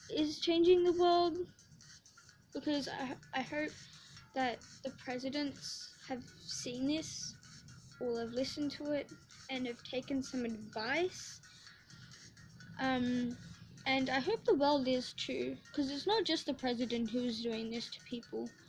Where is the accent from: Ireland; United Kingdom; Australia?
Australia; I'm not American, so like, um, we don't have presidents here in Australia